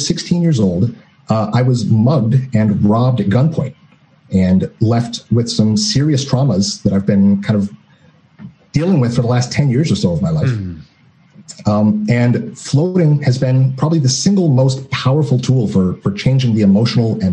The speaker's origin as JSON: {"language": "English", "town": "Seattle", "region": "Washington", "country": "United States", "said": "I'm from Seattle, Washington"}